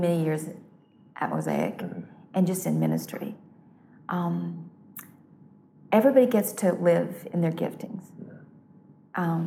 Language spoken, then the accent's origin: English; North Carolina, United States; growing up in North Carolina, which is on the eastern part of the U.S.